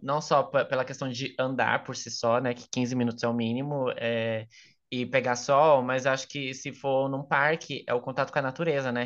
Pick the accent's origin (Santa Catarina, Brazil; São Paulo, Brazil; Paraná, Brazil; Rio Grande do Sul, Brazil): São Paulo, Brazil; aqui em São Paulo, é, particularmente, eu vou falar sendo paulista